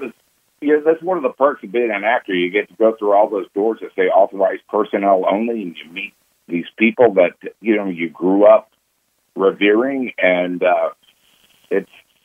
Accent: Texas, United States; born or raised there

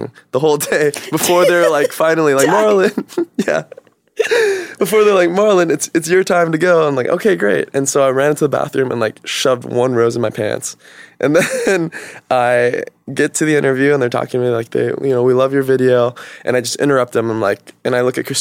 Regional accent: Stockton, California, United States; now in Los Angeles, United States; I'm from Stockton

